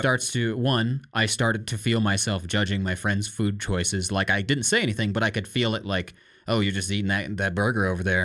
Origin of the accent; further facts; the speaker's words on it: Iowa, United States; growing up in Iowa and America